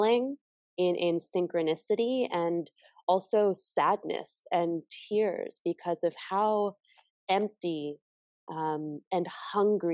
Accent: United States; growing up in American culture

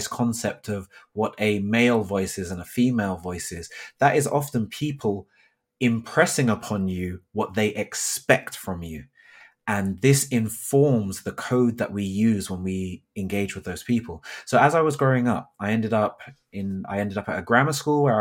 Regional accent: Thornton Heath, London, United Kingdom; So for myself, I grew up in South London. I grew up in an area called Thornton Heath, and I can barely remember the accent I had at that point growing up.

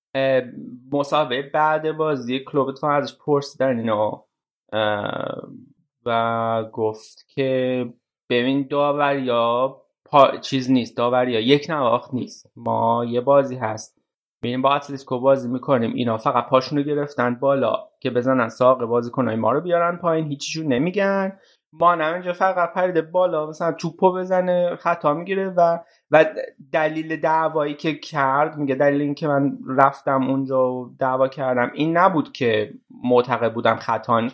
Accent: Iran; ما ایرانی هستیم

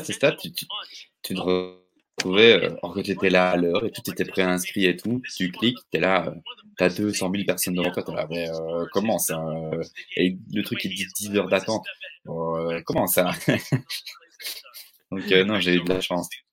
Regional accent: Belgium; je suis belge

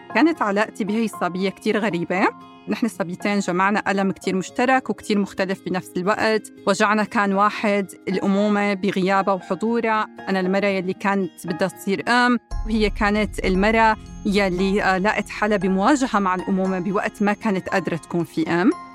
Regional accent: Syria; moved away as an adult; now in United States; من سوريا وجيت على أمريكا بال 2012

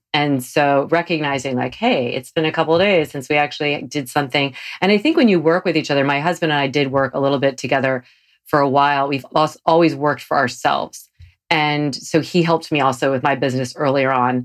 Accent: North Carolina, United States; I'm from North Carolina, where we'll say, do you want a Coke?

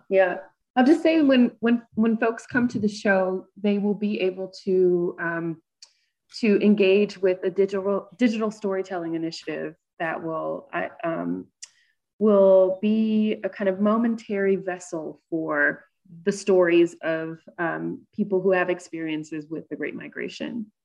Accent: Georgia, United States; I'm from the South. I grew up in Georgia

